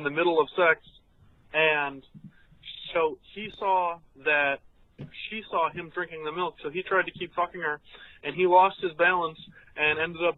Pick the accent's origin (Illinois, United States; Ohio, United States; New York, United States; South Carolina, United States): Illinois, United States; Chicago; also born or lived in Memphis; we're from Chicago